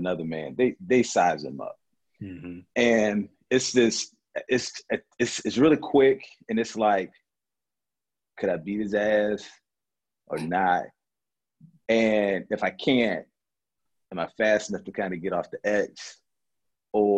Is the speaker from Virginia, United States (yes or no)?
yes; Norfolk, Virginia, United States; Growing up in Norfolk, mm-hmm. And I don't think Norfolk is like Detroit